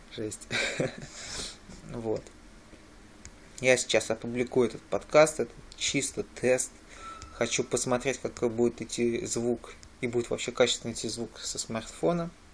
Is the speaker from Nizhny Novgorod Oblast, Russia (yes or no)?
yes; Nizhny Novgorod, Nizhny Novgorod Oblast, Russia; в мой родной город